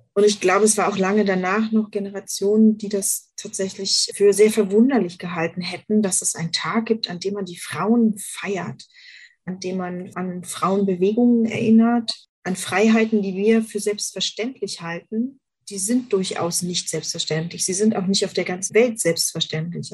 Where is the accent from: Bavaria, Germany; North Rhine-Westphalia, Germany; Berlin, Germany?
Berlin, Germany; moved away; Ich bin tatsächlich in Westberlin groß geworden